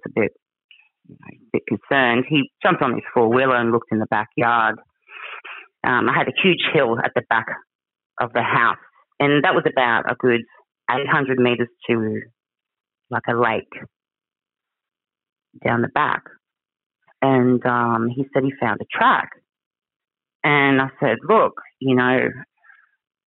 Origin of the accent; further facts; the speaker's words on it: Cow Bay, Queensland, Australia; I grew up in the Daintree. I grew up in Cow Bay.